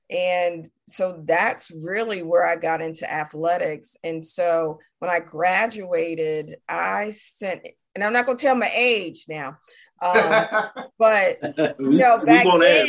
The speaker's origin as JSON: {"language": "English", "town": "Newport News", "region": "Virginia", "country": "United States", "tie": "born or raised there", "said": "So I am a military brat. I grew up mostly in Newport News, Virginia."}